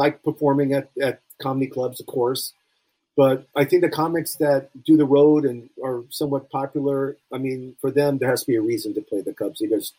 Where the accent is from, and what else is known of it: Beverly Hills, California, United States; born or raised there; also born or lived in Cincinnati